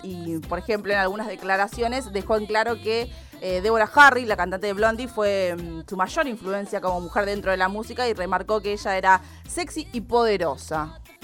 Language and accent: Spanish; Argentina; somos re argentinos